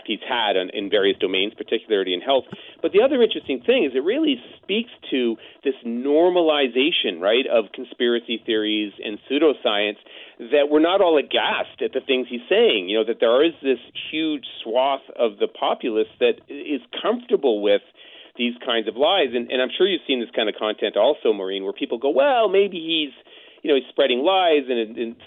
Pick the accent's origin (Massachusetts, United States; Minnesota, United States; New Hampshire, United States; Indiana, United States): Massachusetts, United States; Cape Cod; I was born in Cape Cod.